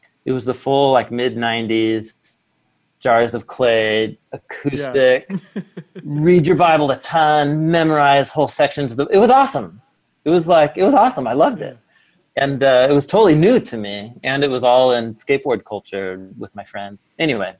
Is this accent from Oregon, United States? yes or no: yes; Portland, Oregon, United States; I grew up in Portland.